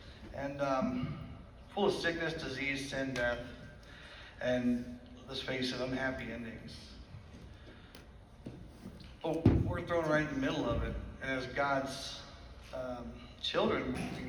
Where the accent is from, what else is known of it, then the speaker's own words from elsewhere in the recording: Livingston, United States; I'm from Livingston.